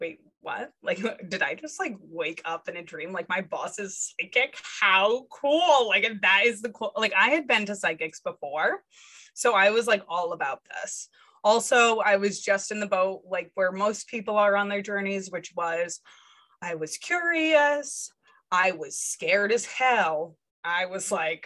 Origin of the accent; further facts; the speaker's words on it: Rhode Island, United States; I was born and raised in Rhode Island